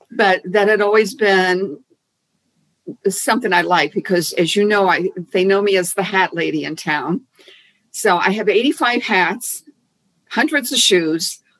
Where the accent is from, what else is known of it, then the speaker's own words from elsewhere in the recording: Key West, Florida, United States; growing up in Key West, there were no guns.